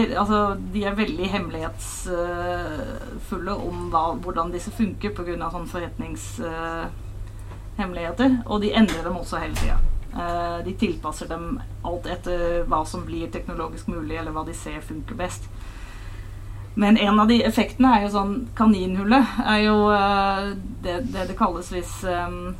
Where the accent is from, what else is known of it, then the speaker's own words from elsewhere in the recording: Hilversum, North Holland, Netherlands; Norwegian is a second language; moved away as an adult; now in Norway; Jeg er fra Nederland